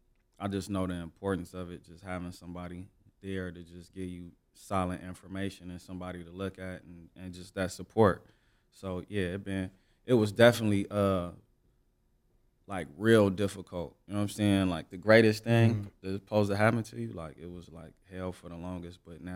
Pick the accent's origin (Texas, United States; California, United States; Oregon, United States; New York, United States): California, United States; Los Angeles; I'm from South Central Los Angeles. Grew up like all around the city, but like mainly on 111 and San Pedro on the east side.